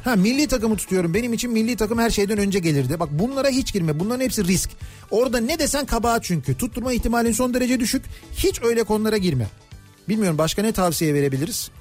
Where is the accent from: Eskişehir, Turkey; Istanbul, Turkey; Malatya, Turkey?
Istanbul, Turkey; Kocamustafapaşa; biz de Paşalıyız. 80'li yıllarda Paşa'daydık büyüdük.